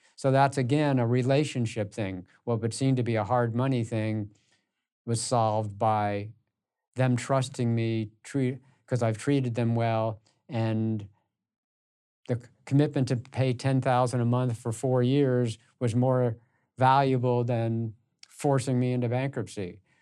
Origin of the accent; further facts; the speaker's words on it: United States; I grew up in the New York and Connecticut area